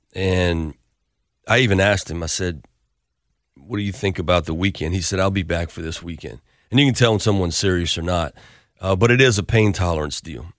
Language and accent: English; Lafayette, Louisiana, United States; my hometown where I played